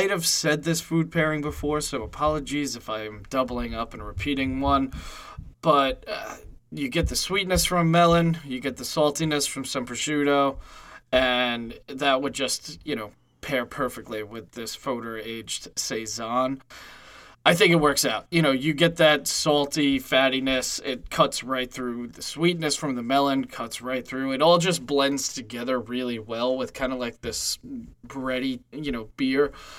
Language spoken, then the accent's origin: English; New York City, New York, United States; I am from Staten Island.